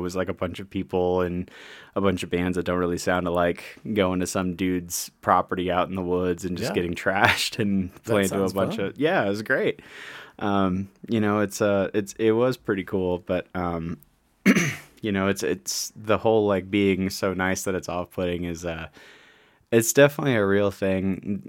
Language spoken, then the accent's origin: English; St. Louis, Missouri, United States; St. Louis, Missouri, yeah.